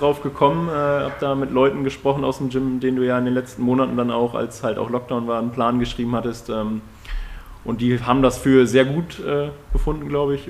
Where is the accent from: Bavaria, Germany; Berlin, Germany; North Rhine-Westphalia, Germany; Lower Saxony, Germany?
Lower Saxony, Germany; Emsland; moved away; bei uns in meinem Heimatort, äh, im Emsland